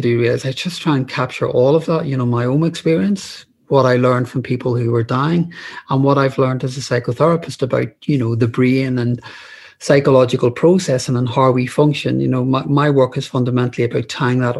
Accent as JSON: {"language": "English", "region": "Northern Ireland", "country": "United Kingdom", "tie": "born or raised there", "moved": "as an adult", "lives_now": "London, United Kingdom", "said": "I grew up in Northern Ireland during the Troubles"}